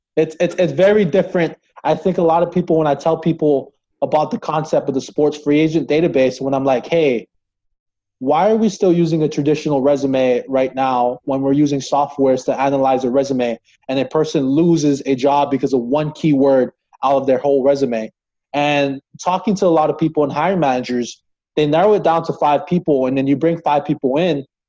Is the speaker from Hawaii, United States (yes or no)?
yes; Hawaii, United States; moved away as an adult; now in Crookston, United States; I'm originally from Hawaii